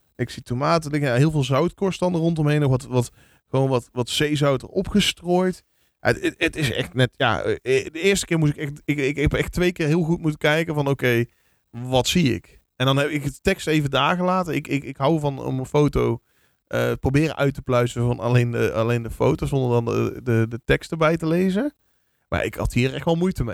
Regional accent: Vlijmen, North Brabant, Netherlands; ik kom dan van oorsprong uit Vlijmen. En dat is een dorpje met 12, 13.000 inwoners.

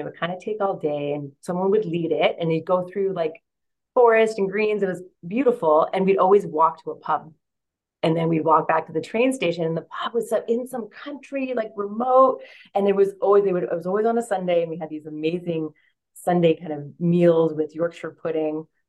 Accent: Vancouver, British Columbia, Canada; moved away as an adult; also born or lived in London; I find myself back in Vancouver, Canada, in my hometown

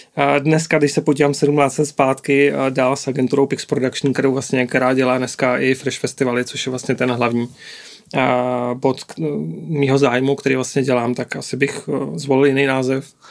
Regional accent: Plzeň, Plzeň Region, Czechia; Já jsem eh, z Plzně

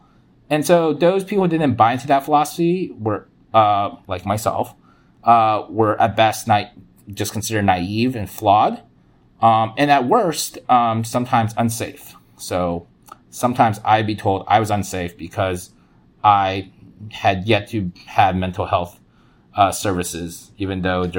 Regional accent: United States; So I was also told sometimes that because I grew up poor in America, I default was traumatized by poverty

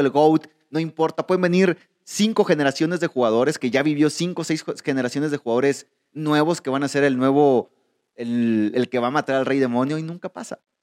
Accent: Mexico; nosotros tú y yo somos mexicanos

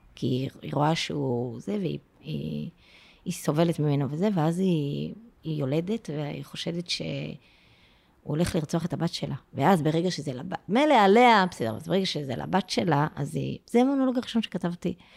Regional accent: Afula, Northern District, Israel; moved away; אני באמת גדלתי בעפולה

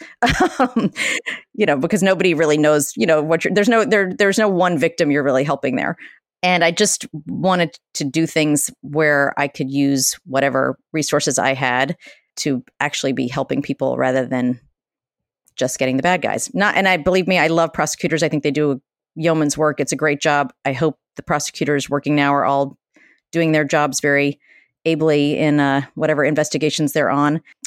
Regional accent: Atlanta, Georgia, United States; moved away as an adult; now in Boston, United States; I grew up in Atlanta, Georgia

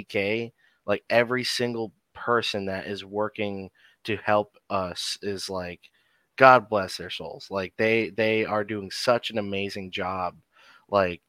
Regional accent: New Jersey, United States; moved away; as a Jersey boy, because I grew up in New Jersey

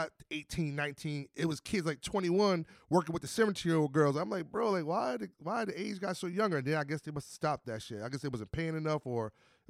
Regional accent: Alabama, United States; Somebody would come from, I'm from Alabama, and come out to the park for the summer.

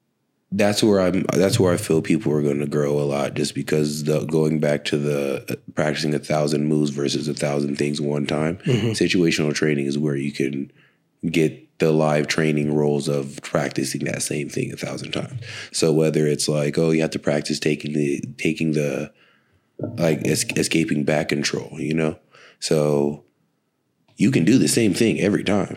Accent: Texas, United States; I'm from Texas

